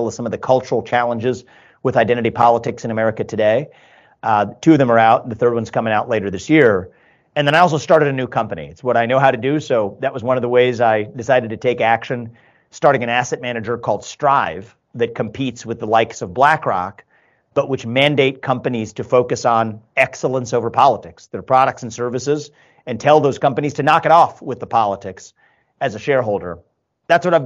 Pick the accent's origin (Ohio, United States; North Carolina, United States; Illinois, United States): Ohio, United States; Cincinnati; also born or lived in Northeast United States / Columbus, Ohio; born and raised in Cincinnati, live in Columbus now, but a 15-year detour in the Northeast.